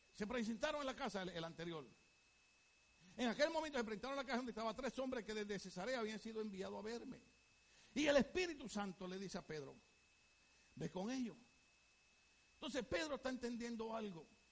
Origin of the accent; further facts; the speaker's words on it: Puerto Rico; Yo soy puertorriqueño